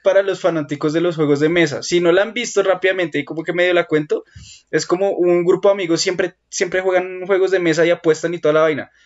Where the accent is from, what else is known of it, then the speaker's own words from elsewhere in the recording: Colombia; Yo como buen colombiano